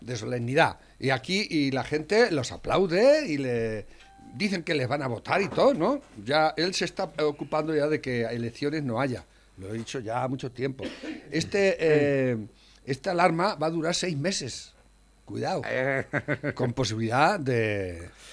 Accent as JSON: {"language": "Spanish", "country": "Spain", "said": "como español que uno se siente"}